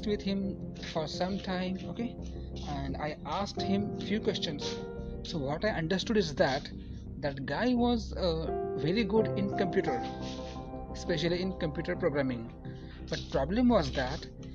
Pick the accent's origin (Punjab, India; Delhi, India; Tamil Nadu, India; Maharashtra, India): Maharashtra, India; Marathi; first language Marathi; English is a second language; I am a Marathi guy. I belong to a Marathi family